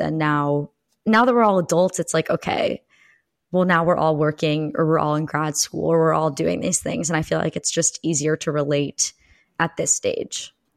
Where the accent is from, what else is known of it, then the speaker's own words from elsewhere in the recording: Pennsylvania, United States; I am calling in from suburban Pennsylvania, also from where I grew up in my childhood.